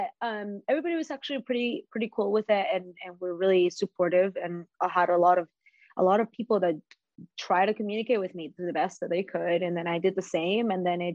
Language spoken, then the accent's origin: English; Las Vegas, Nevada, United States; So I grew up here in Las Vegas and I've stayed.